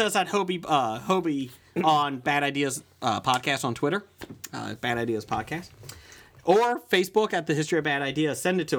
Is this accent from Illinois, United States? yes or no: no; Ohio, United States; We're all from Ohio.